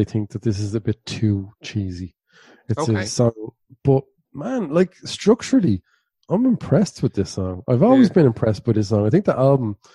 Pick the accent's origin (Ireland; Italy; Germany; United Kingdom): Ireland; Dublin, Leinster; accent: Dublin; I know I sound like one, but I don't feel like a Dubliner